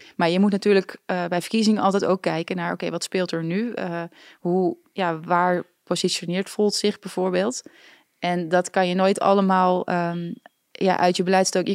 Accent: Netherlands; als een Nederlander

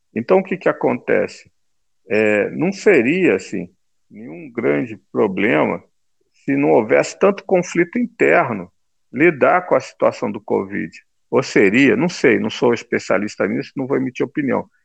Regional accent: Brazil; Nós, né, que somos brasileiros

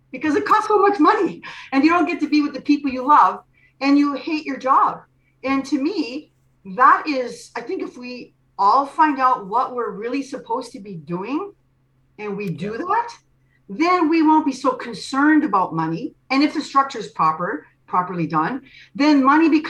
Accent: Canada; I'm from Canada

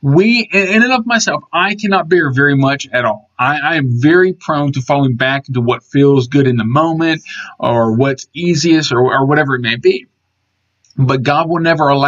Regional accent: Georgia, United States; I grew up in Georgia

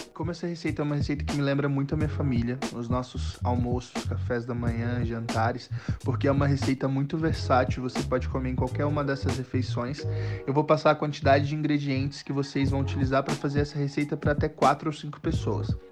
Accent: Rio Branco, Acre, Brazil; moved away as an adult; now in Goiânia, Brazil; Eu sou natural de Rio Branco, no Acre, mas já moro em Goiânia há um pouquinho mais de 10 anos

